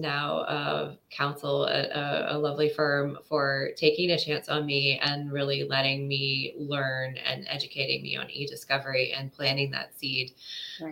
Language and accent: English; United States; also born or lived in United Kingdom; being an American overseas